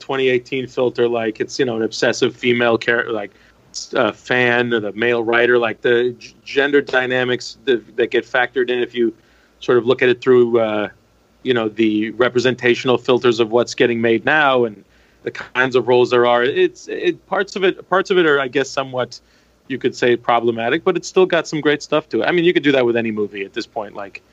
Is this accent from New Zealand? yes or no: no; Canada; moved away as an adult; now in United States; I'm Turkish Canadian